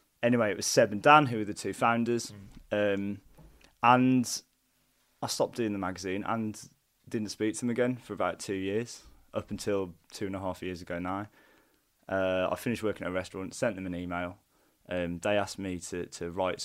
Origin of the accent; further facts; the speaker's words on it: Wolverhampton, West Midlands, United Kingdom; moved away as an adult; also born or lived in London; I'm from Wolverhampton, from Purton, and I went down to university in London.